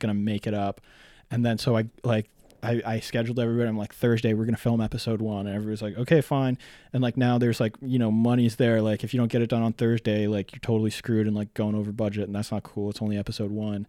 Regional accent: North Bay, Ontario, Canada; I grew up in, mostly in North Bay, Ontario

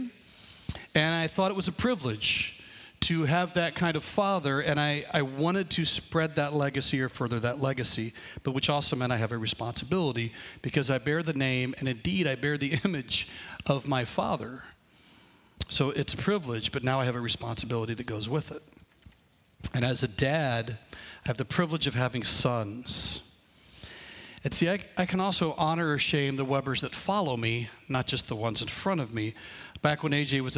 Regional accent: Alabama, United States; moved away; a small town that we grew up in Alabama

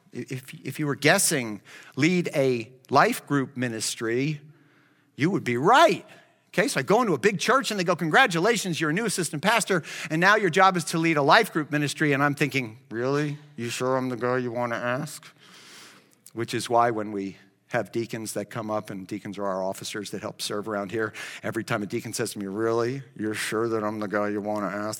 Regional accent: Miami, Florida, United States; I grew up in Miami

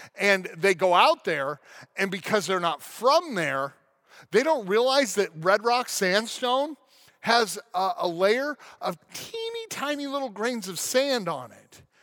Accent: Colorado National Monument, United States; on the Colorado National Monument in my hometown

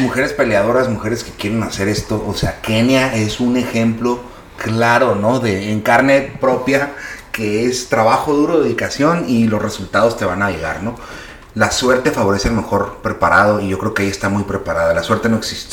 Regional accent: Mexico; así somos los mexicanos, es la cultura.

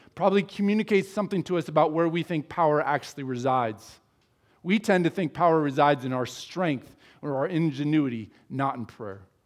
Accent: United States; As American Christians

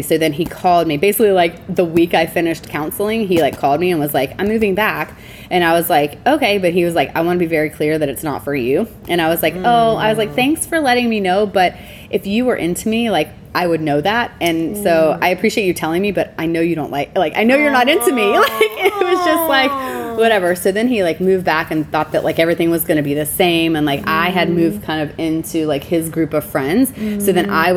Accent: Alabama, United States; now in Seattle, United States; I grew up in Alabama

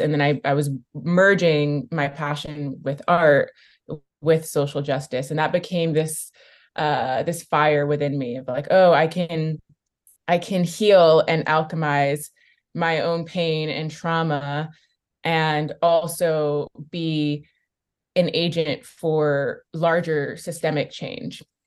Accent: Bay Area, California, United States; growing up in the Bay Area

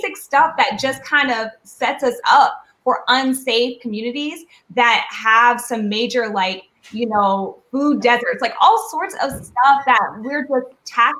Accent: Nashville, Tennessee, United States; I'm from Nashville, Tennessee

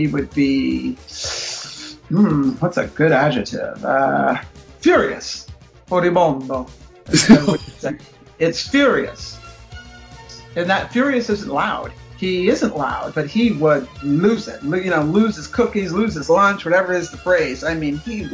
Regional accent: United States; I'm American.

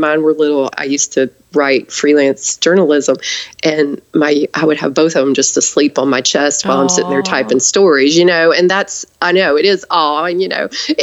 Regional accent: the South, United States; I'm from the South

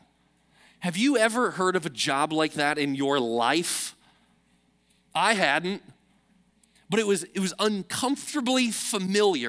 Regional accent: Chicago, Illinois, United States; moved away; I'm from Chicago

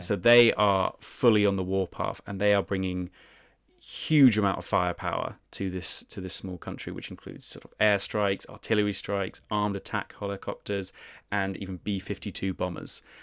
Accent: United Kingdom; being British, our ancestors were probably involved in heinous things as well

